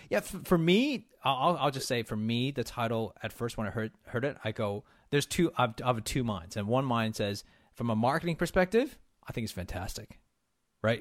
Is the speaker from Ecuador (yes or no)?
no; Canada; being Canadian